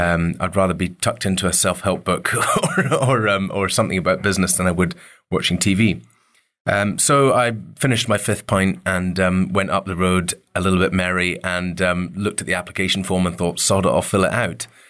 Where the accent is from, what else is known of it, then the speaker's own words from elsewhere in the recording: Dervaig, Scotland, United Kingdom; growing up on the Isle of Mull was, you know, it was pretty wild up there